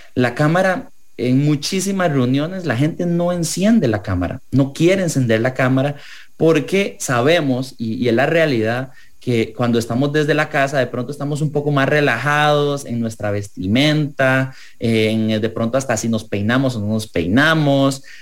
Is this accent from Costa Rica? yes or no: yes; Costa Rica; como ciudadanos, como costarricenses